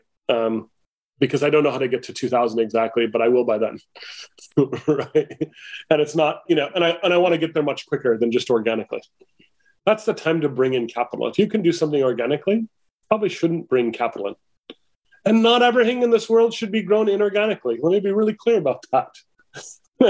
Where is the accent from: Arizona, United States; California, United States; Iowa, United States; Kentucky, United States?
Arizona, United States; Mesa; I grew up in Mesa, Arizona